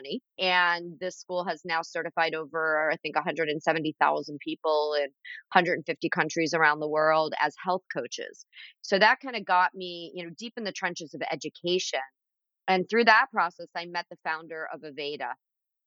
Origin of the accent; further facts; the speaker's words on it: Florida, United States; also born or lived in Philadelphia, Pennsylvania; now in Pennsylvania, United States; I grew up in Florida